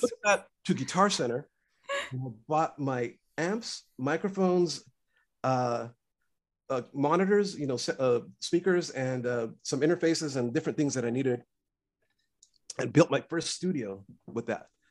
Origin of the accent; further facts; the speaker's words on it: Los Angeles, California, United States; growing up in East LA, and my parents were immigrants